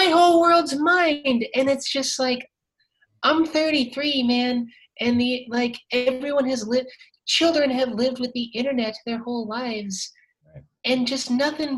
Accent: South Dakota, United States; moved away; I grew up a closeted trans person growing up in South Dakota

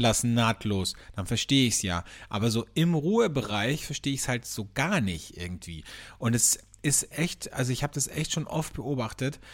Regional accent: Vienna, Austria; bei uns in Wien

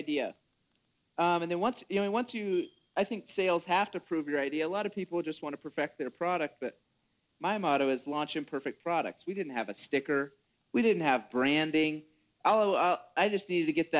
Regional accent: Washington, United States; moved away as an adult; also born or lived in Utah; I grew up in Washington. My dad farms up there.

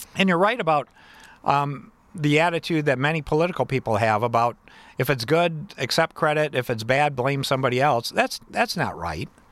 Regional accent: Battle Creek, Michigan, United States; I'm from Battle Creek

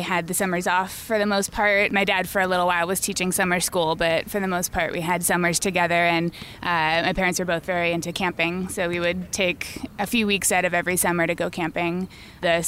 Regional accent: Petaluma, California, United States; moved away as an adult; now in Los Angeles, United States; I grew up in Northern California, a little town called Petaluma, north of San Francisco

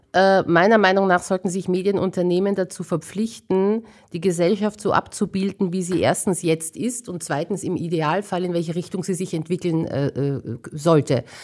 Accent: Vienna, Austria; ich bin in Wien geboren und aufgewachsen. Ich bin schon mit Leib und Seele Wienerin

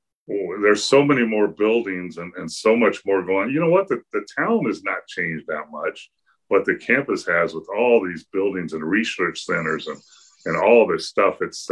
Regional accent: California, United States; moved away as an adult; also born or lived in Kansas; I'm a kid from California and came to Kansas

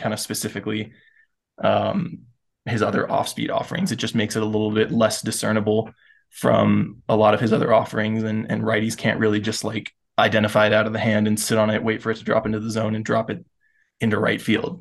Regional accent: Florida, United States; I grew up in Florida, so closest team was the Rays

